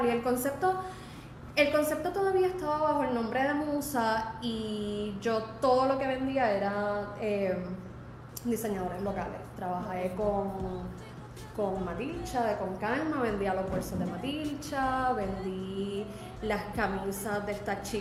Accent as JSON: {"language": "Spanish", "town": "Caguas", "country": "Puerto Rico", "tie": "born or raised there", "said": "Tuvieron un restaurante en Viejo San Juan y luego en Caguas, porque yo soy original de Caguas. Este, así que yo me crié en un negocio."}